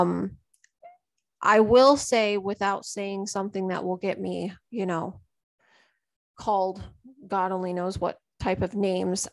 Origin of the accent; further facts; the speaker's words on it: United States; I live here and I'm American.